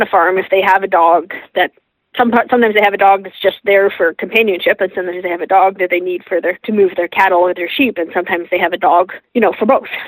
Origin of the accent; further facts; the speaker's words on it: Toronto, Ontario, Canada; I grew up in Toronto